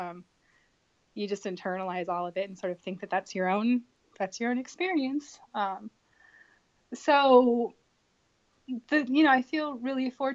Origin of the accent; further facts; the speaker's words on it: Sacramento, California, United States; I grew up in Sacramento, California